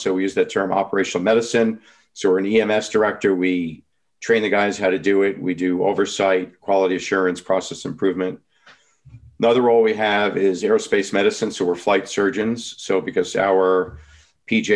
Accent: New York, United States; I'm from New York

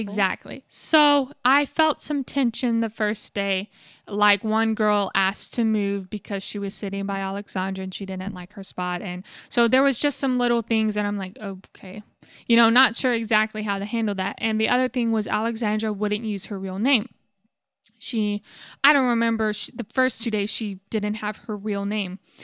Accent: United States; being an American

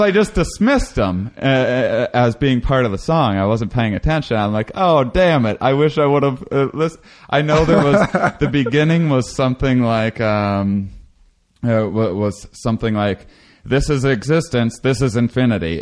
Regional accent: Wisconsin, United States; I grew up in Wisconsin

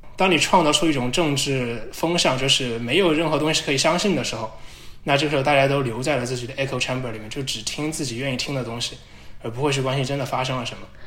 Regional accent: China; now in United States; 我们中国人

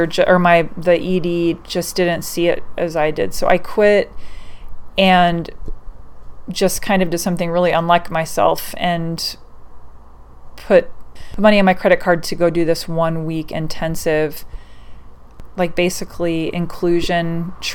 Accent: Oregon, United States; I was born and raised in Oregon

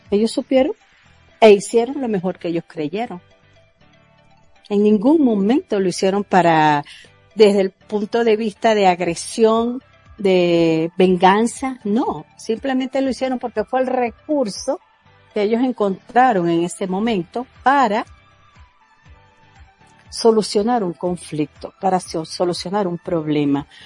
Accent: Venezuela; moved away as an adult; soy de Venezuela. Mm, me vine de Venezuela ya con estos conocimientos, estos estudios y esta práctica de un curso de milagros.

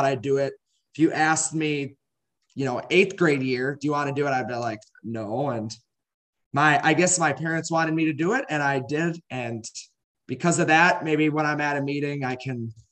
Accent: Goodhue, Minnesota, United States; I'm from Goodyear, Minnesota. I grew up on a around 200 cow dairy farm

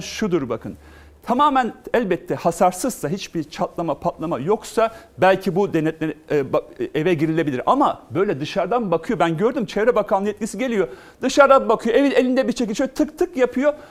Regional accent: Malatya, Turkey; Ben Malatyalıyım

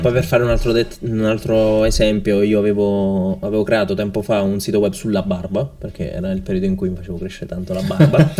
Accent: Naples, Campania, Italy; moved away as an adult; also born or lived in Seville; now in Malaga, Spain; io sono del sud, sono di Napoli

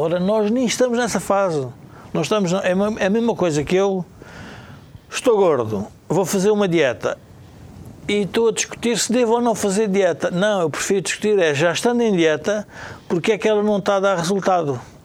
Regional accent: Portugal; como portugueses

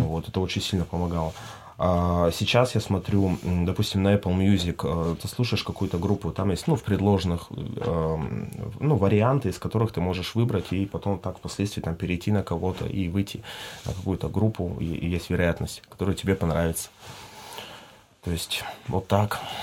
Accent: Irkutsk, Irkutsk Oblast, Russia; moved away as an adult; now in Croatia; мой родной край это Иркутск, Байкал, но опять же, ну сейчас, спустя 7 лет, ну, как бы Хорватия мой второй дом

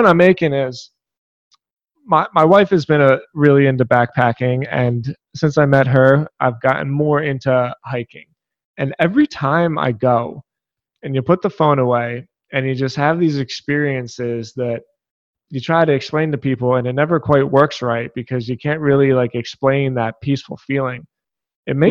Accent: Philadelphia, Pennsylvania, United States; I grew up in Philadelphia

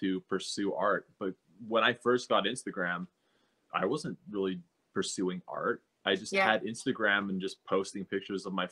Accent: Utah, United States; also born or lived in Salt Lake City; I'm from Utah, so the high schools are all pretty close

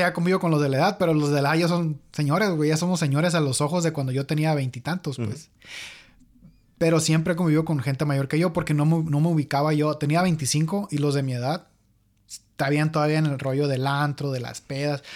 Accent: Mexico; now in United States; nosotros somos de México

